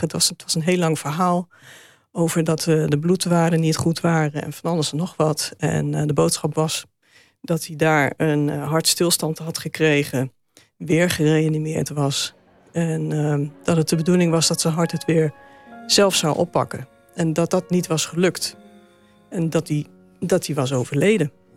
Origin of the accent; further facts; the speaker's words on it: Zutphen, Gelderland, Netherlands; we zijn opgegroeid in Zutphen